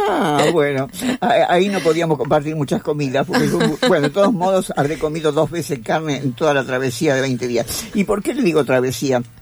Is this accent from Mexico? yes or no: no; Argentina; yo soy argentina